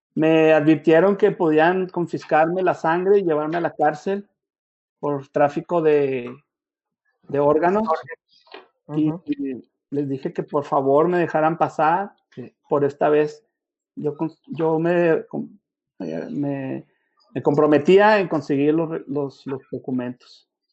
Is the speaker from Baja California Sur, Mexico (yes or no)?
no; Chihuahua, Mexico; moved away as an adult; now in El Paso, United States; yo soy originario de Chihuahua, tengo 20 años en Estados Unidos